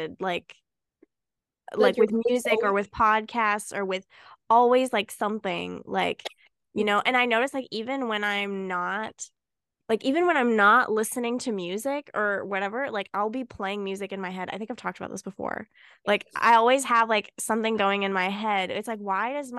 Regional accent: Canada; I was born in Canada.

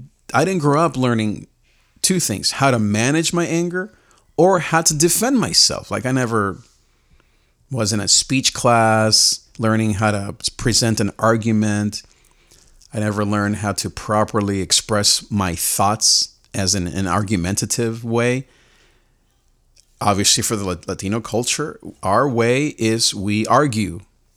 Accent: Nicaragua; because of the context where I grew up in Nicaragua

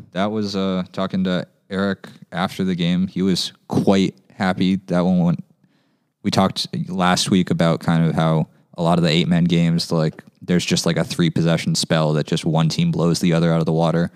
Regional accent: San Jose, California, United States; my San Jose Churros cap just 'cause that's my hometown team

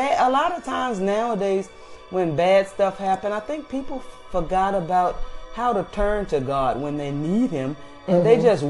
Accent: Virginia, United States; She's a country girl like me. I'm from Virginia.

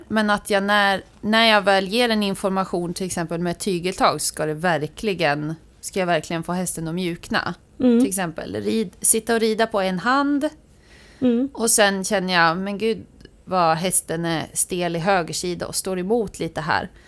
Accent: Västra Götaland, Sweden; moved away; jag är från Västra Götaland

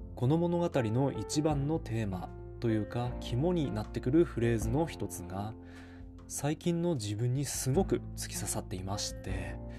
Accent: Ishikawa, Fukushima, Japan; 地元の石川町役場

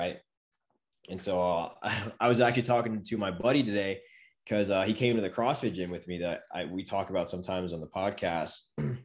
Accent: Maryland, United States; moved away; we're both from Maryland

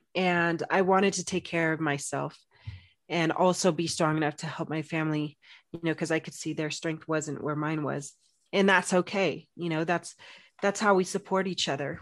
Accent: Phoenix, Arizona, United States; moved away as an adult; I'm from Phoenix, Arizona, big city, loved it. was there for sixteen years.

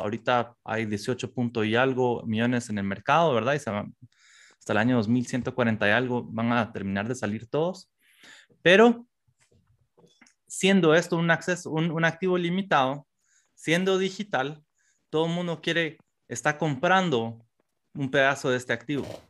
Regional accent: Guatemala; como guatemaltecos específicamente, como centroamericanos

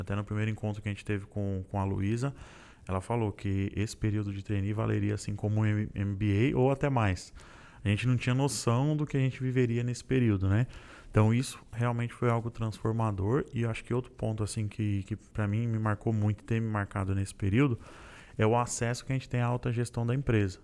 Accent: Santo André, São Paulo, Brazil; sou de Santo André, do Grande ABC Paulista

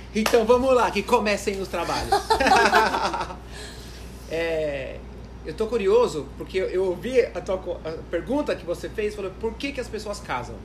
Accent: Brazil; por ser brasileiro

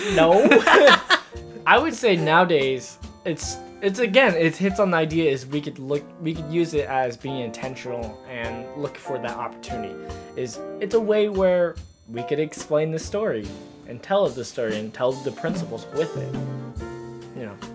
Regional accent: United States; people ask if I'm American, like I hate saying yes

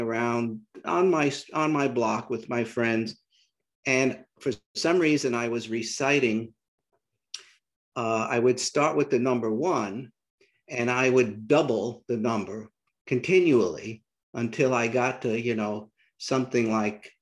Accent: New York City, New York, United States; accent: New York City; moved away as an adult; also born or lived in southern United States; I grew up in New York City. I still have my New York City accent, apparently

